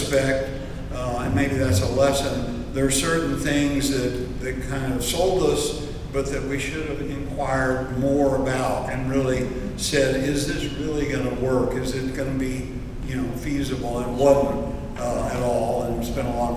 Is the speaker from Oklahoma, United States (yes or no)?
yes; Oklahoma City, Oklahoma, United States; also born or lived in Naples, Florida / Fort Myers, Florida / Singapore / Buffalo; now in Oklahoma City, United States; growing up in Oklahoma City